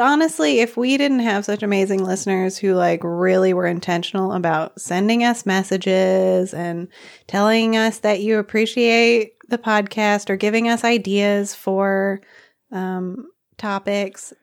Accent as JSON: {"language": "English", "region": "Arkansas", "country": "United States", "moved": "as an adult", "lives_now": "Nepal", "said": "I'm from Arkansas."}